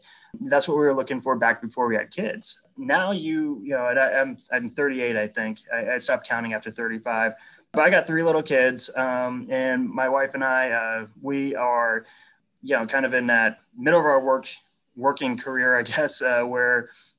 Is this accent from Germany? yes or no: no; New England, United States; but frankly, I grew up in New England, right? Like we grew up watching the Patriots.